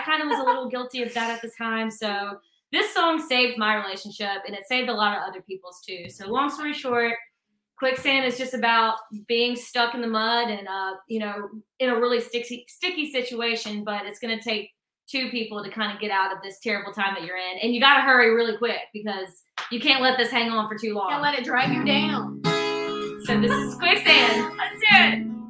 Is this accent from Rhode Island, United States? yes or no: no; Mississippi Delta, United States; now in Nashville, United States; we are currently based out of Nashville, Tennessee, but we are sisters who were born and raised in the Mississippi Delta